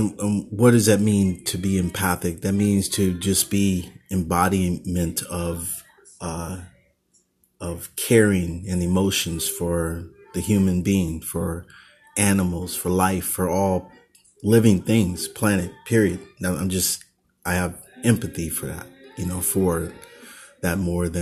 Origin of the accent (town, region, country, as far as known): Oakland, California, United States